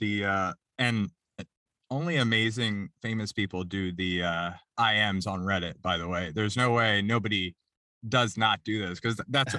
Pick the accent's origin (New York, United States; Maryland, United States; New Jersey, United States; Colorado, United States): Maryland, United States; Silver Spring; But so, but you're like me, I'm originally from Silver Spring too.